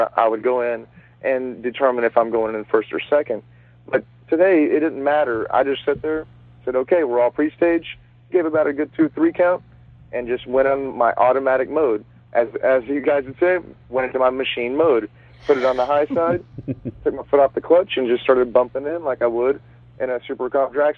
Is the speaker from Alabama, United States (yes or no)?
no; Dallas, Texas, United States; my home state of Texas. I'm from Dallas